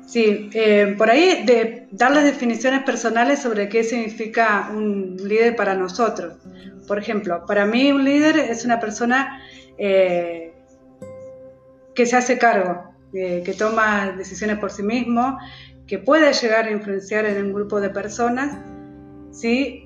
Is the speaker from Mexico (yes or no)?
no; Entre Ríos, Argentina; moved away; also born or lived in Patagonia (south of Argentina); vivo hace aproximadamente 18 años en el sur, pero soy de Entre Ríos